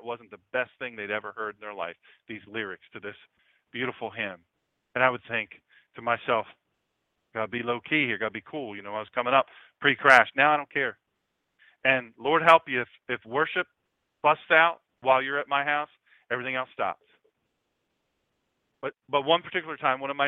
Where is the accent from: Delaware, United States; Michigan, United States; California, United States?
Delaware, United States; Sussex County; I grew up in Sussex, the best